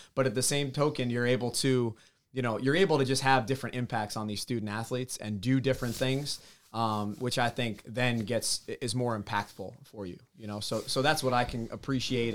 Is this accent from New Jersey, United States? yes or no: yes; New Jersey, United States; growing up in North Jersey, just over the George Washington Bridge